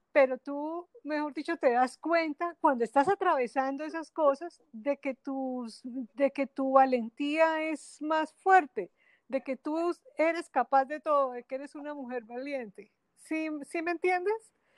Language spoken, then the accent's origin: Spanish; Bogotá, Colombia; moved away as an adult; now in Barranquilla, Colombia; nací en Bogotá, y hice mi carrera, estudié mi carrera profesional eh, en una universidad en la capital del país